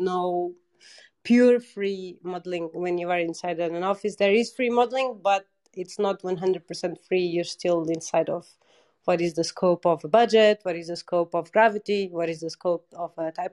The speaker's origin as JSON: {"language": "English", "country": "Portugal", "moved": "yes", "said": "I'm from Portugal"}